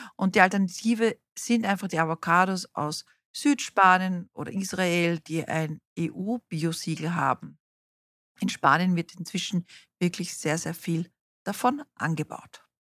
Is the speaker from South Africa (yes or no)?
yes; South Africa; moved away; ich bin in Südafrika aufgewachsen